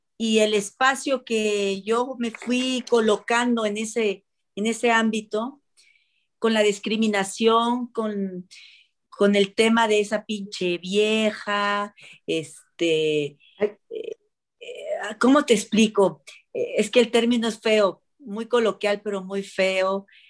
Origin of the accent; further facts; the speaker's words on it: Puerto Vallarta, Jalisco, Mexico; moved away; also born or lived in Central America; yo que venía de, en aquel entonces venía de Jalisco, yo soy de Jalisco, y venía yo de Puerto Vallarta